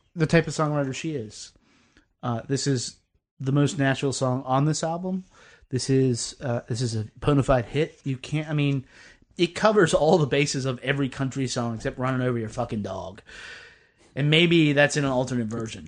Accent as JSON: {"language": "English", "region": "the South", "country": "United States", "said": "I'm a Southerner"}